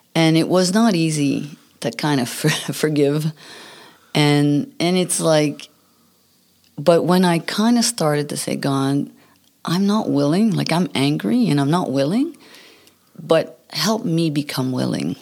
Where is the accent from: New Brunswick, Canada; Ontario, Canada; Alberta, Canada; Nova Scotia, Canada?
New Brunswick, Canada; English is a second language; moved away; I come from New Brunswick